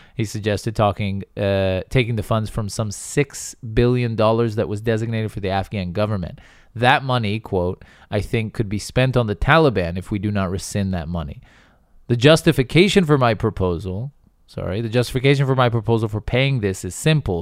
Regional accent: United States; I'm American, and so I, I have that in my blood

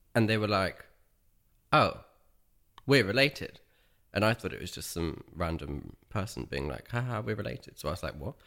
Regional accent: Dorchester, South West England, United Kingdom; I grew up in Dorset, in the county town of Dorchester, which is southwest of the U K.

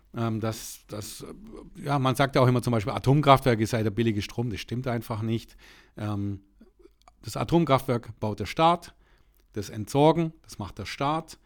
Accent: Nellingen, Baden-Württemberg, Germany; Ich komme aus dem Ortsteil Nellingen

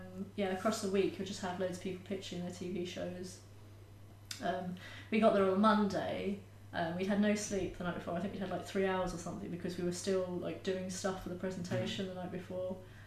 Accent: Edgware, London, United Kingdom; North London, okay. Edgware.

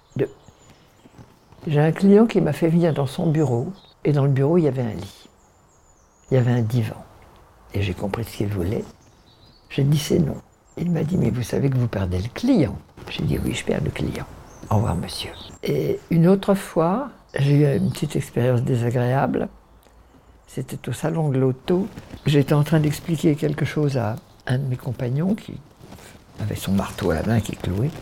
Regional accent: Paris, Île-de-France, France; Je vivais à Paris avec ma mère

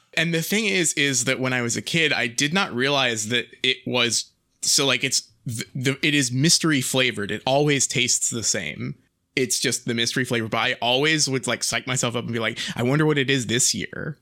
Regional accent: England, United Kingdom; we're English.

